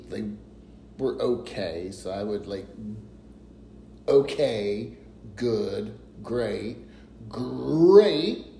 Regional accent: Tennessee, United States; in Tennessee, we call it a toboggan.

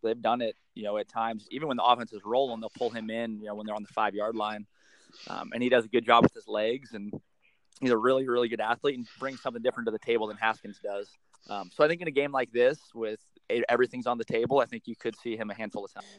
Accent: Seattle, Washington, United States; We're from Seattle

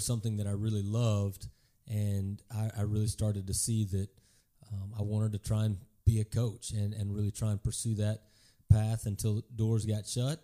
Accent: Garland, Texas, United States; also born or lived in Kansas; I grew up in Garland, uh, on the east side of Dallas

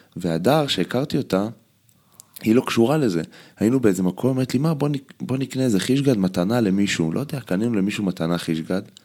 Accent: Israel; אנחנו ישראלים בסוף

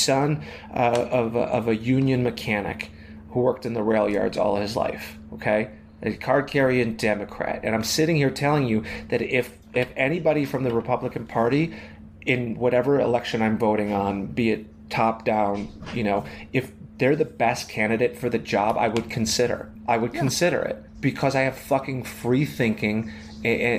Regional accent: Chicago, Illinois, United States; I'm from Chicago

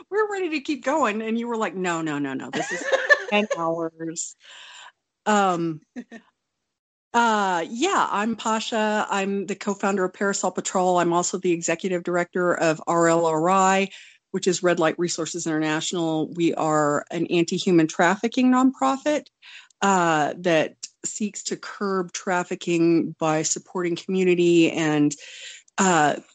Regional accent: Wonju, Gangwon, South Korea; I was born in Wonju, South Korea. I'm uh, I'm Korean

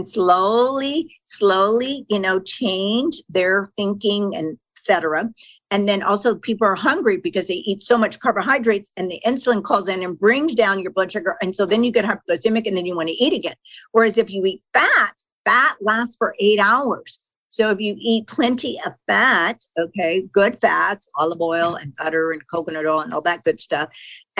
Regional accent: Texas, United States; I grew up in Texas, and my mother was a fanatic about our food

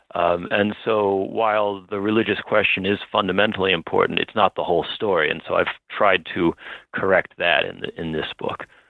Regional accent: Baltimore, Maryland, United States; I'm from Baltimore, uh, but my wife is from Long Island

